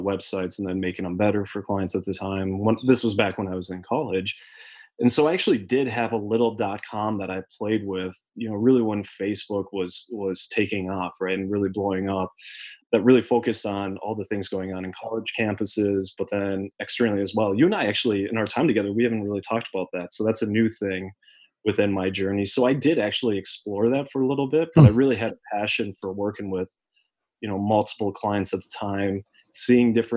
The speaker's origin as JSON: {"language": "English", "region": "Minnesota", "country": "United States", "tie": "born or raised there", "said": "growing up in the Midwest, growing up in Minnesota specifically"}